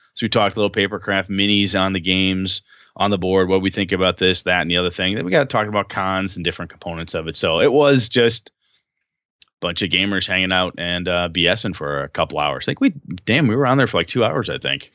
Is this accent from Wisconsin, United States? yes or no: yes; Wausau, Wisconsin, United States; moved away; my hometown of Wausau